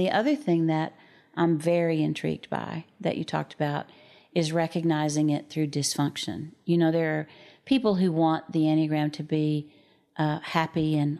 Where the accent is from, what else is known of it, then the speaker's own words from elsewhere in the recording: New Jersey, United States; I'm from New Jersey. I'm 35 and I have two children. Raised Plymouth Brethren.